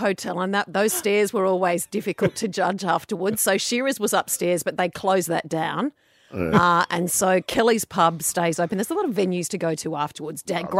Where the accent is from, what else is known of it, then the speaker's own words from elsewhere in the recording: Mudgee, New South Wales, Australia; moved away; when I grew up in Mudgee